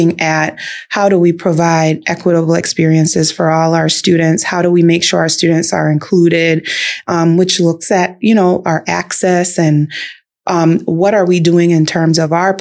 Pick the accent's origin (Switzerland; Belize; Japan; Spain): Belize; moved away as an adult; also born or lived in Chicago / Oak Park; now in Illinois, United States; I was born and raised in Belize, and I actually started my career in education